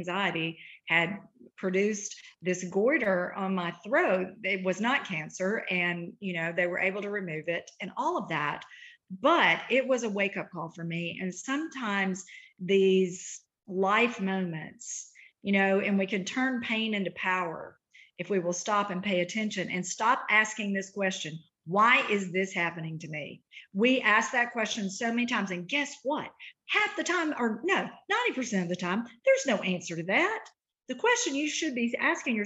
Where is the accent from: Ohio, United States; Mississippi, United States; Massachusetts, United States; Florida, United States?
Mississippi, United States; Eupora; now in Nashville, United States; I am a girl from Route 3, Box 89, Eupora, Mississippi, grew up very poor